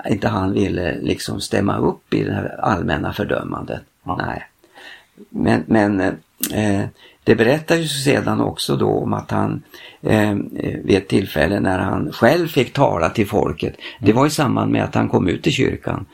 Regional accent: Frostviken mountains, Jämtland, Sweden; jag är ju same ja. och jag härstammar ifrån Frostrikens fjällen

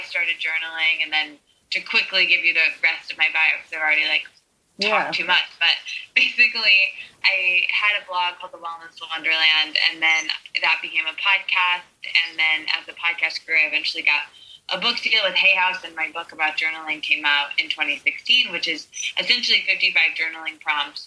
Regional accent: Midwest, United States; I'm not from New York or LA. I'm from the very middle of the country in somewhere called the Midwest

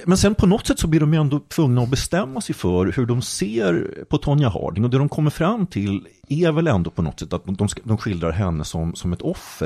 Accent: Jönköping County, Sweden; moved away; Jag är delvis uppvuxen i Jönköping

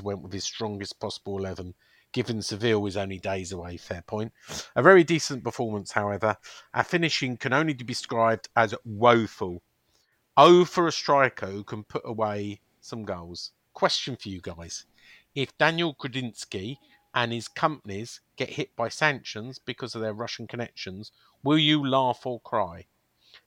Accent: Chessington, London, United Kingdom; I was born in Chessington, which is close to Kingston

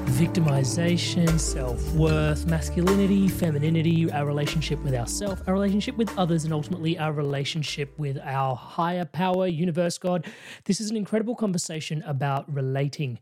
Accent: India; being Indian

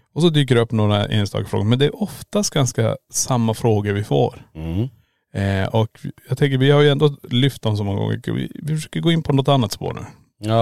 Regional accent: Kiruna, Norrbotten County, Sweden; born or raised there; moved away as an adult; now in Borås, Sweden

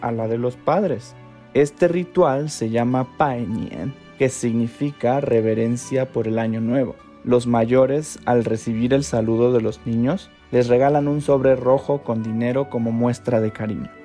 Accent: China; now in Mexico; A grandes rasgos, en todo el país solemos ir a la casa de nuestros seres queridos

